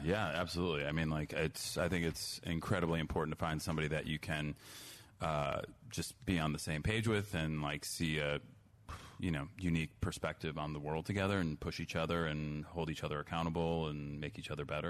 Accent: New Trier, Illinois, United States; my high school new trio

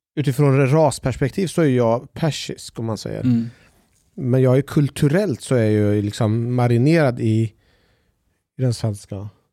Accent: Sweden; also born or lived in Iran; jag är uppväxt i en svensk familj

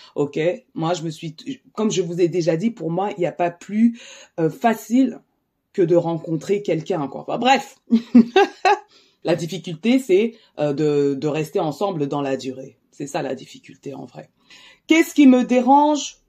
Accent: France; je suis d'origine camerounaise, je suis née en France

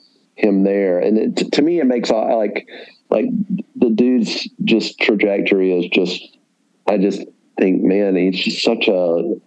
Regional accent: the South, United States; growing up in the South

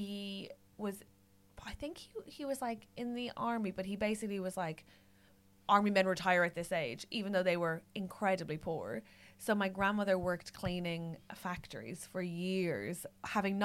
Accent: Ireland; I'm Irish

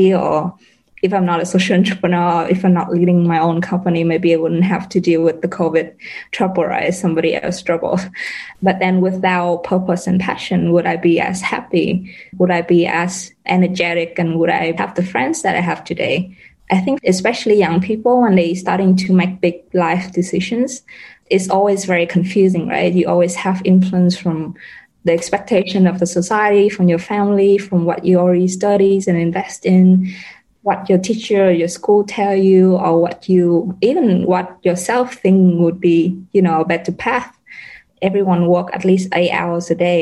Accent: Vietnam; now in Jakarta, Indonesia; I'm from Vietnam.

